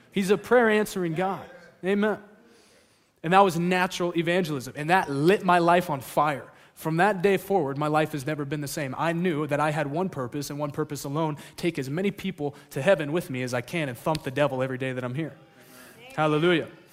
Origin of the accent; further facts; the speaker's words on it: California, United States; moved away; also born or lived in Alaska; I'm from California